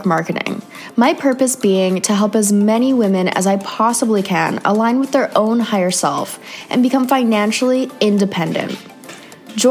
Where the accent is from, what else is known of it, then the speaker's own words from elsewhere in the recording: Canada; moved away; another Canadian girl